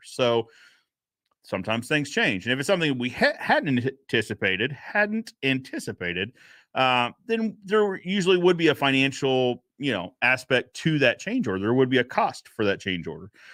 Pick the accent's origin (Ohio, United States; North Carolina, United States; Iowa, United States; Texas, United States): North Carolina, United States; Cary; moved away; I'm actually from North Carolina, so, uh, outside of Raleigh, a small town named Cary